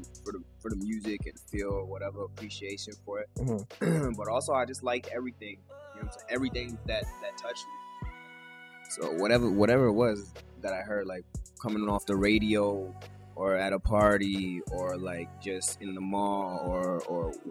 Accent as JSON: {"language": "English", "town": "Montreal", "region": "Quebec", "country": "Canada", "tie": "born or raised there", "said": "Right here, Little Burgundy"}